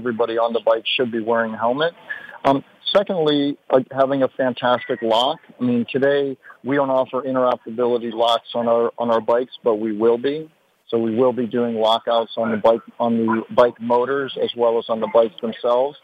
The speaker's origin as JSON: {"language": "English", "town": "Detroit", "region": "Michigan", "country": "United States", "tie": "born or raised there", "said": "Growing up in Detroit, I grew up tinkering with cars and other things."}